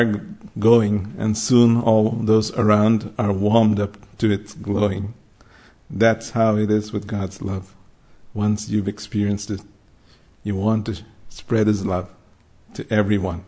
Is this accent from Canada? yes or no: no; Mumbai, Maharashtra, India; I grew up in Bombay in the late 60s, early 70s as a high school, college and school, we only had the King James